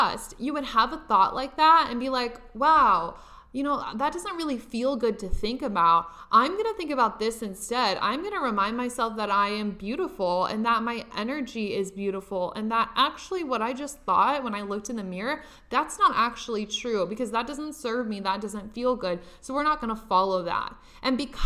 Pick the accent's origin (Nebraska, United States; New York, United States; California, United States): Nebraska, United States; now in Los Angeles, United States; I'm from Nebraska. I live in Los Angeles now